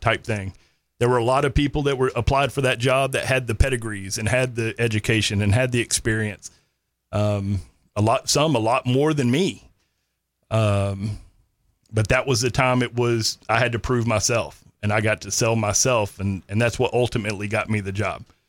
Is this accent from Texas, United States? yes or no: yes; Granbury, Texas, United States; also born or lived in Kerrville, Texas; grew up North Texas, uh, graduated Granbury High School, um, lived on the Brazos River in Lake Granbury pretty much my whole life